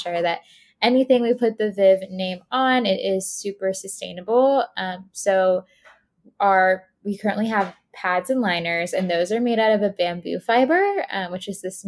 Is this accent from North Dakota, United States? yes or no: no; Tampa, Florida, United States; moved away as an adult; now in Boston, United States; So I grew up in Tampa, Florida, but I went to college in Boston